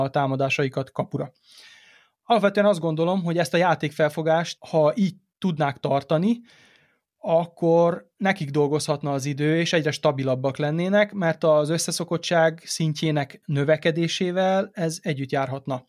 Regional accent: Serbia; gyerekkoromban Szerbiában

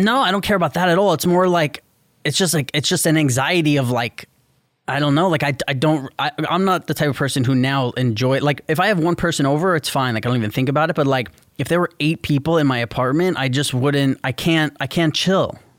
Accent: New York City, New York, United States; growing up in New York City

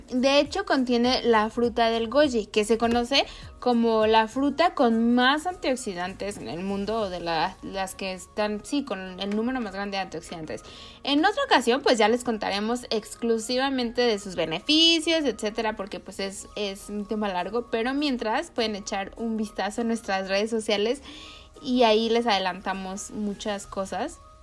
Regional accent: Mexico; now in United States; yo estoy acá en Estados Unidos, pero soy de México

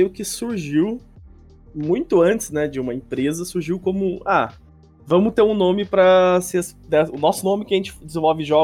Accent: Americana, São Paulo, Brazil; Eu já sou de Americana mesmo. Nascido ah, daqui, sim, é, tô... Sou daqui.

